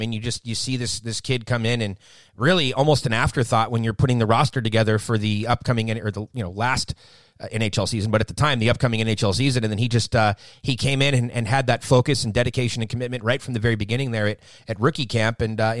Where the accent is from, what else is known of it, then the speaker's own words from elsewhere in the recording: Southern California, United States; I'm born and raised in Southern California, the better half of the state.